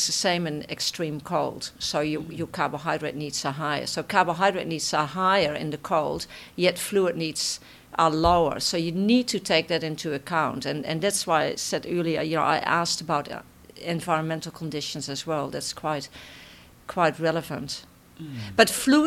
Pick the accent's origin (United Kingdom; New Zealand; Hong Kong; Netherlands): Netherlands; accent: Dutch; moved away; my Dutch accent